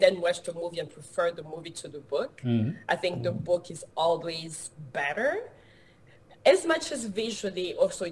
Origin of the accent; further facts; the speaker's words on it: DR Congo; now in Los Angeles, United States; I was born and raised in the Democratic Republic of Congo, which is in Central Africa